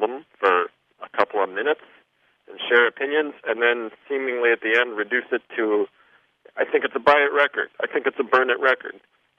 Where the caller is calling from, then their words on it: Chicago, Illinois, United States; This is …. I'm calling from Chicago.